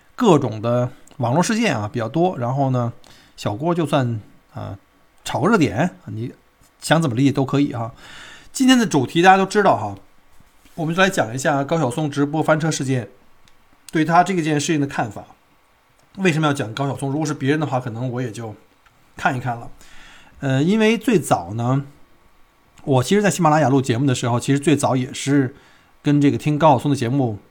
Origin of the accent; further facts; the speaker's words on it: Beijing, China; now in Melbourne, Australia; 同类北京人